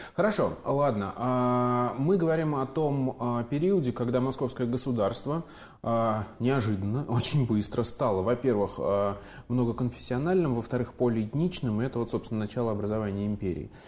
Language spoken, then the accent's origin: Russian; Samara, Samara Oblast, Russia; moved away; приятно делать программу у себя на родине